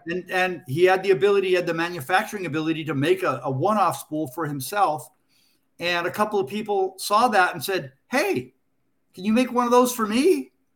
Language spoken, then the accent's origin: English; Culver City, California, United States; I lived, I grew up in Culver City, California